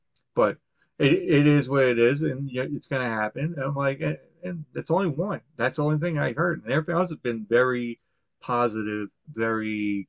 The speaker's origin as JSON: {"language": "English", "town": "Long Island", "region": "New York", "country": "United States", "said": "But then I tried to do it when I got back to Long Island. I'm like, hey, I'm from Long Island."}